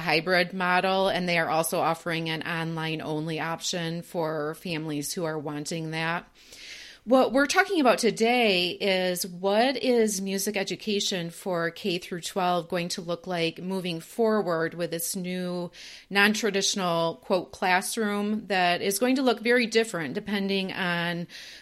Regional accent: Michigan, United States; now in Minnesota, United States; I'm originally from Michigan

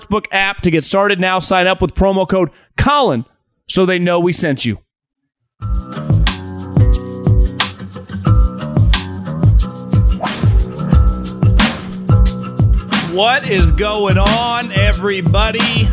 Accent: United States; I'm from America, born and raised

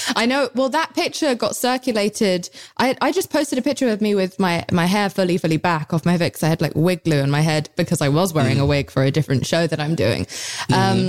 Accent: United Kingdom; I'm British

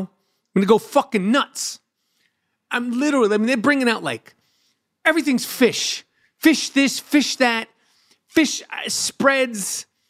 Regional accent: New York City, New York, United States; Growing up in New York City

